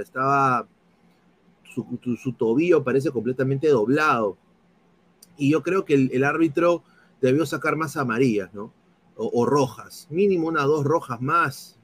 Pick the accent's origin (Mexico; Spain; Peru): Peru; now in United States; soy periodista deportivo aquí en los Estados Unidos, soy peruano